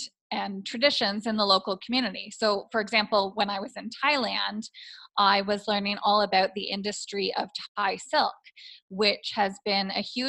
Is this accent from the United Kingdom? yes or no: no; Toronto, Ontario, Canada; moved away as an adult; also born or lived in Taiwan / Tanzania; I'm originally from the Toronto area